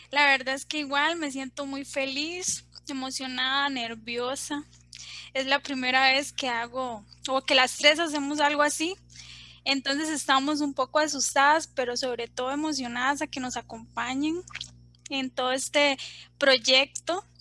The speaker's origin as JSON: {"language": "Spanish", "region": "Guanacaste", "country": "Costa Rica", "lives_now": "Desamparados, Costa Rica", "said": "Eh, soy de, bueno, vivo en Desamparados, en realidad soy de Guanacaste, Costa Rica."}